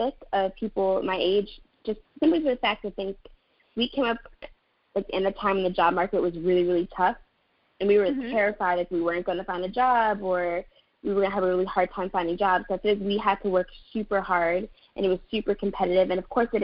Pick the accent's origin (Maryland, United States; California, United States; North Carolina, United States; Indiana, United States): Maryland, United States; in high school, I'm from Maryland, so in high school in Maryland